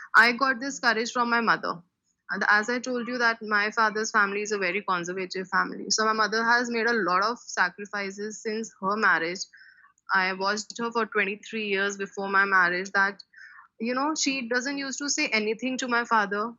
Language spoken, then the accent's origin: English; Delhi, India; I am from Delhi, India